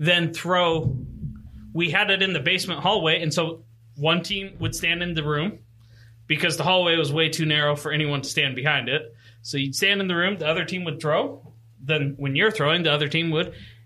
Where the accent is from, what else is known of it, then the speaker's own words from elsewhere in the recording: Northern Idaho, United States; moved away; I'm originally from Northern Idaho